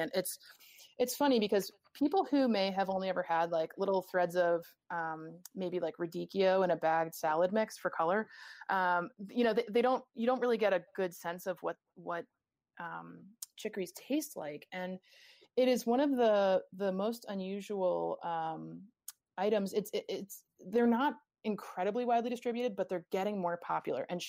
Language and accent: English; New England, United States; I'm from New England